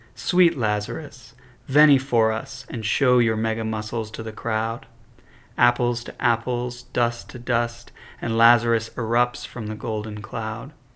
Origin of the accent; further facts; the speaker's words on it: Chicago, Illinois, United States; I'm from Chicago